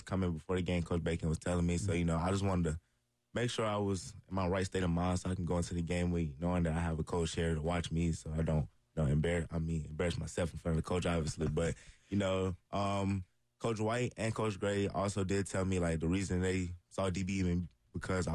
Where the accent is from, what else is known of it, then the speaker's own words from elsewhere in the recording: Columbia, South Carolina, United States; my hometown